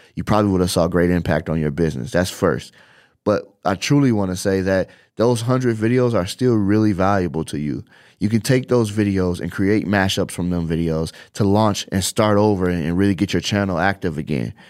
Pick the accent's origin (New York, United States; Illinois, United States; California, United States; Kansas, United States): Illinois, United States; Chicago; now in Las Vegas, United States; I come from Chicago, I live in Las Vegas, and all of my family is still in Chicago